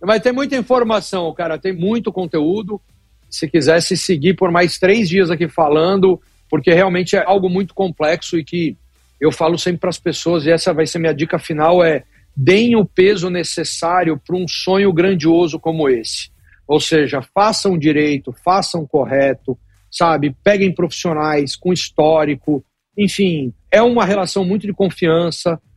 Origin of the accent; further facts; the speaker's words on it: Brazil; now in United States; nós somos brasileiros